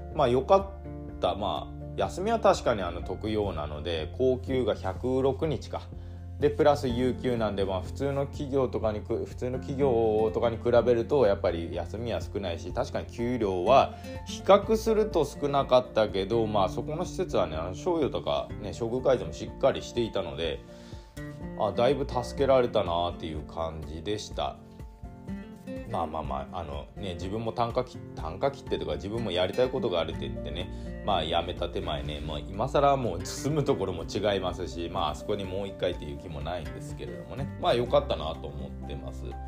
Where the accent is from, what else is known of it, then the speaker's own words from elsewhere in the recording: Hirado, Nagasaki, Japan; moved away as an adult; also born or lived in Aichi Prefecture; 長崎県平戸市っていうところで生まれ育って高校卒業してからあの工場にね就職するために愛知県の方に